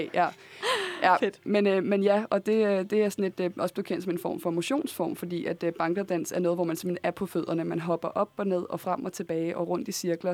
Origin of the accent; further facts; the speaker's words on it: Copenhagen, Capital Region of Denmark, Denmark; jeg er opvokset på Nørrebro